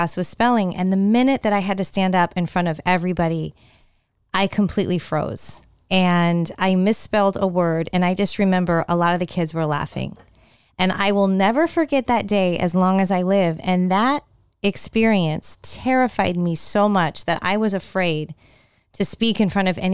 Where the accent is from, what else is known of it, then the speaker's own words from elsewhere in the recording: San Jose, California, United States; now in Tampa Bay, United States; a company that was based in my hometown of San Jose, California